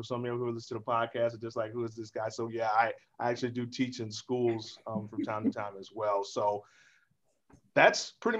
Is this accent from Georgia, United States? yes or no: yes; Atlanta, Georgia, United States; also born or lived in Savannah, Georgia / Indianapolis, Indiana / Montreal, Canada; I'm from Atlanta, Georgia originally. I've spent some time in Savannah, Georgia, Indianapolis, Indiana, Montreal, Canada.